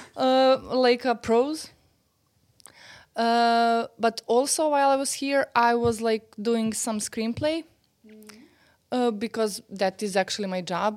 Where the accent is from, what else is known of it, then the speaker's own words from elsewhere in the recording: Serbia; English is a second language; I'm from Serbia. Yeah. I live in Belgrade